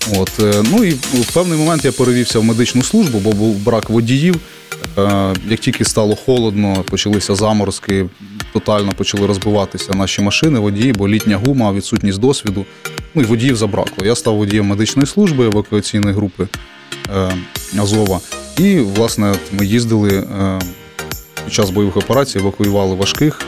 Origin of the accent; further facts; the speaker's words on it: Kryvyi Rih, Dnipropetrovsk Oblast, Ukraine; also born or lived in Zhovti Vody; я з Кривого Рогу